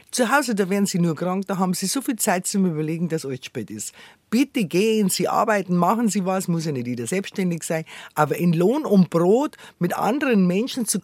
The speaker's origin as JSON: {"language": "German", "region": "Bavaria", "country": "Germany", "accent": "Bavarian", "said": "Ich habe direkt ein bisschen Angst, dass es zu bayerisch dann redet, gell?"}